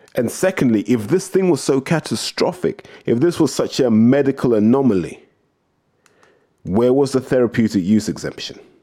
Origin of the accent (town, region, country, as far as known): United Kingdom